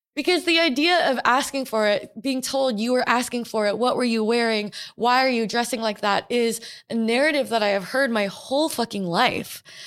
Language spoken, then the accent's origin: English; Portland, Oregon, United States; I grew up in Portland, Oregon